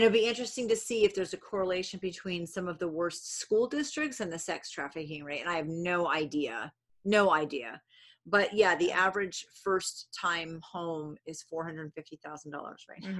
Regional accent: New England, United States; Very New England thing. I'm from New England.

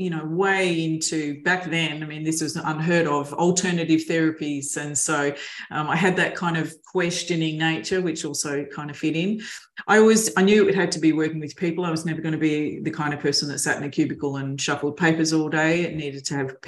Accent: Mildura, Victoria, Australia; also born or lived in Melbourne; a long time since I was a kid in growing up in Mildura

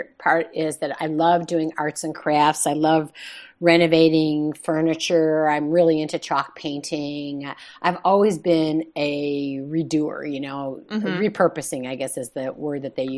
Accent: Chicago, Illinois, United States; moved away as an adult; also born or lived in Claremont, California; now in California, United States; I was born and raised in Chicago, and I lived there for the first 21 years of my life

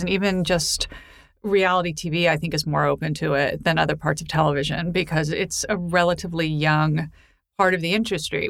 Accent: New York City, New York, United States; I grew up in Manhattan.

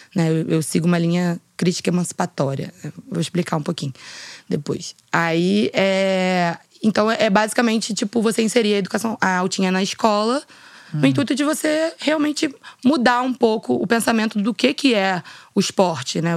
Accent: Rio de Janeiro, Brazil; eu sou nascida aqui no Rio de Janeiro, né, na Zona uhum. Sul

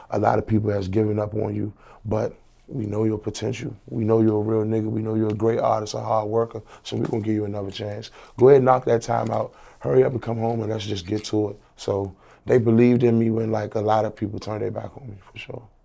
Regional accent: Washington, District of Columbia, United States; I'm from Washington, D C, District of Columbia

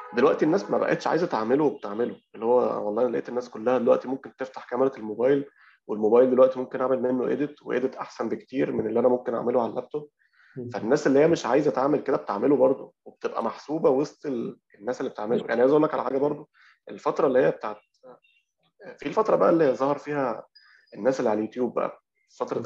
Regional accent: Alexandria, Alexandria Governorate, Egypt; إحنا عندنا في اسكندرية

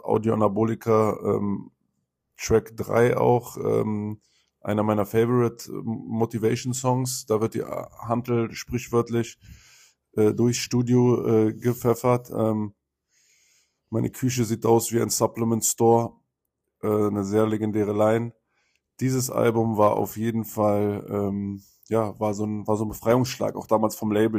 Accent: Berlin, Germany; als Berliner

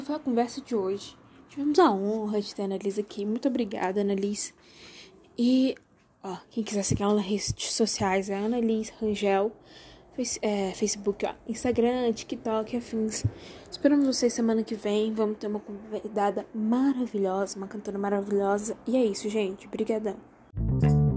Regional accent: Brazil; como brasileiro

